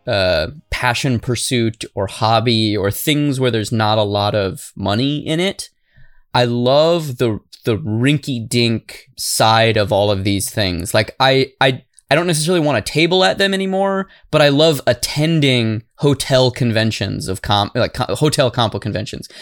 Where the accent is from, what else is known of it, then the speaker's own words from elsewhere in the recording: Arizona, United States; I'm from Arizona. We don't even have schools there